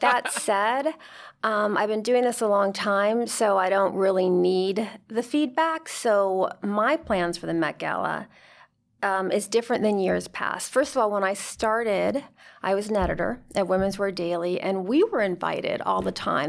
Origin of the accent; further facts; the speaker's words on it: United States; my mother's from Spain. My, she married an American. I'm as American as can be